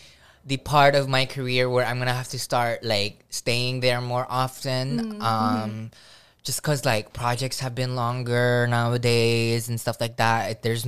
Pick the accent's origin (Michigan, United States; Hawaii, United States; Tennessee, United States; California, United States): Hawaii, United States; I'm not Hawaiian by any means. But, like, this island just really raised me with so much aloha.